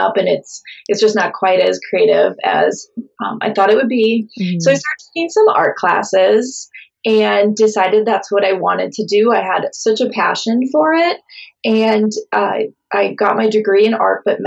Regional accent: southeastern Minnesota, United States; also born or lived in Mount Pleasant, Michigan / St. Paul, Minnesota; So I grew up in southeastern Minnesota, and I still live in Minnesota. I live in St. Paul, Minnesota.

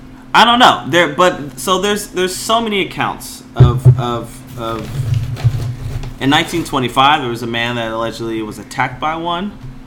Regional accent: Georgia, United States; Except, you know, you're a woman from Arizona, and I'm a man from Georgia.

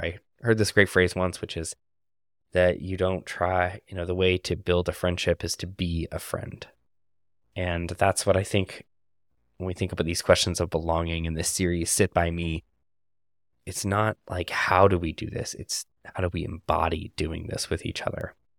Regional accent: Canada; moved away; my home country of Canada

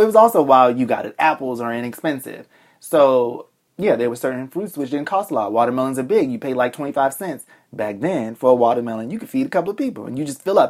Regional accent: Boston, Massachusetts, United States; also born or lived in Alabama; I grew up in Boston

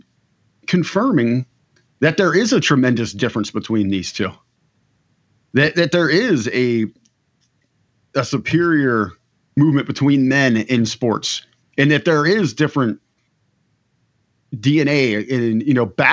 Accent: Harrison, Ohio, United States; moved away; I'm here visiting my hometown of Harrison, Ohio

